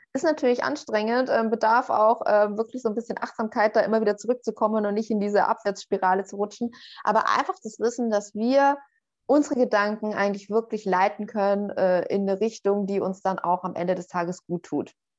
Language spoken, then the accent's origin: German; Northern Bavaria, Germany; also born or lived in Berlin; now in Portugal; Ich bin auch äh, so in, in Nordbayern, in einer Kleinstadt aufgewachsen